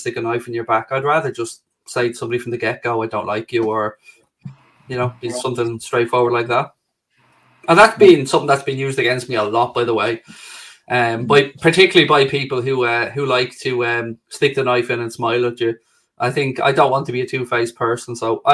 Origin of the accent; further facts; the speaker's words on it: Ireland; being Irish